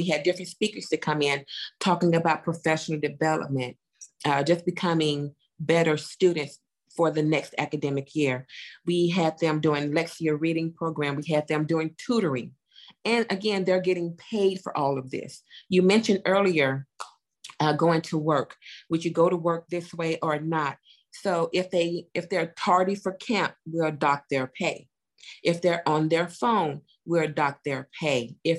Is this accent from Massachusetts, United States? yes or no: no; Chattanooga, Tennessee, United States; I go to Chattanooga to do that. Like you stated, I love to give back to my hometown.